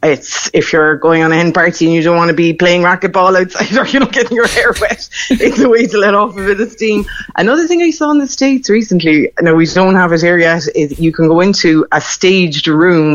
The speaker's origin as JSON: {"language": "English", "town": "Crosshaven", "region": "Munster", "country": "Ireland", "tie": "born or raised there", "said": "I grew up in Crosshaven in Cardlane"}